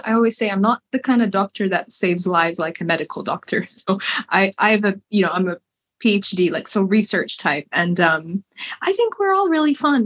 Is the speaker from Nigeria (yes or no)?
no; Kuwait; moved away as an adult; also born or lived in United States / London, United Kingdom; I was born there, raised there. I lived in Kuwait for 18 years